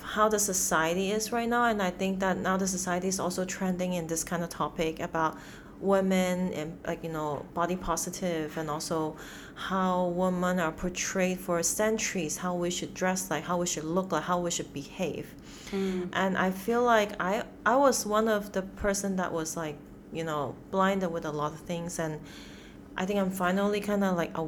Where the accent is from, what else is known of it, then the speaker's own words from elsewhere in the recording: Hong Kong; moved away; also born or lived in United States / China; I was like born and raised in Hong Kong